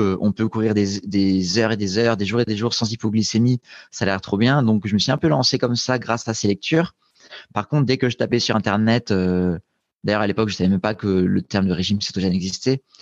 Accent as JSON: {"language": "French", "town": "Nice", "region": "Provence-Alpes-Côte d'Azur", "country": "France", "tie": "born or raised there", "also_born_or_lived": "Grenoble", "moved": "as an adult", "said": "j'avais déménagé de Nice où j'ai grandi pour débarquer à Grenoble pour faire mes études"}